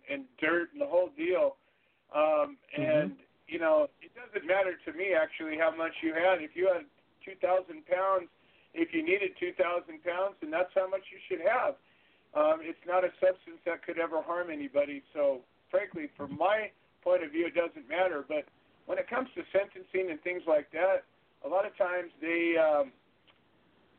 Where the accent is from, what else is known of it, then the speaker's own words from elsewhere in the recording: California, United States; I'm from California